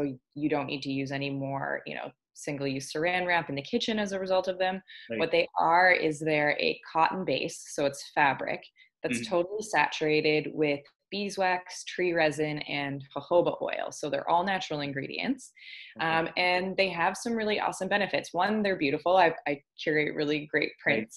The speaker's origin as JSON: {"language": "English", "region": "Ontario", "country": "Canada", "moved": "as an adult", "lives_now": "Victoria, Canada", "said": "I'm from Ontario originally, and I live out here in Victoria and BC now."}